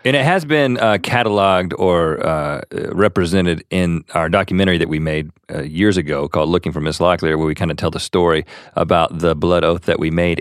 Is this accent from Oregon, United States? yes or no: no; Buies Creek, North Carolina, United States; also born or lived in Thousand Oaks, California; we grew up in Bowie's Creek, North Carolina